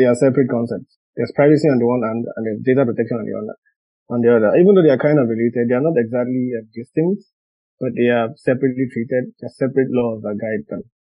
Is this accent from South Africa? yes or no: no; Nigeria; now in Brussels, Belgium; I'm a Nigerian lawyer.